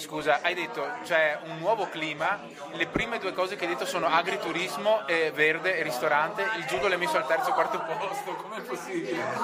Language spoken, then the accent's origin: Italian; Agira, Sicily, Italy; also born or lived in Colleferro, Lazio; ho passato i miei, i miei primi sei anni a Colleferro e poi ci siamo trasferiti in Sicilia